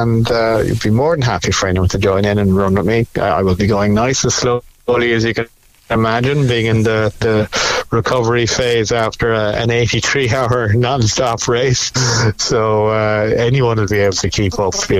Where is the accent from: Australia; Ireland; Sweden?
Ireland; Cobh, Munster; moved away; Cove, you know, it's my hometown